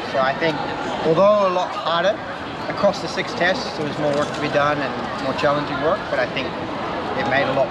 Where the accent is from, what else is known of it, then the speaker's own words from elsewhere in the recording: Singapore; I'm from Singapore as well.